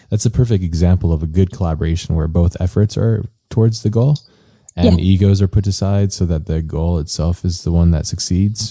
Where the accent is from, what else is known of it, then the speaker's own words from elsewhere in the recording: United States; as like an American